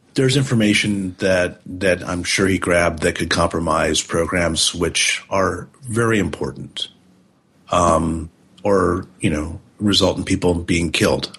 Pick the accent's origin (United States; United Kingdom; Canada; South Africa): United States; as an American